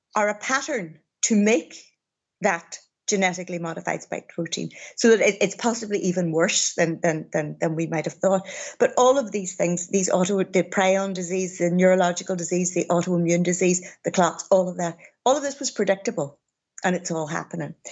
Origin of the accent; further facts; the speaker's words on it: Derry, Northern Ireland, United Kingdom; I came back to my hometown of Derry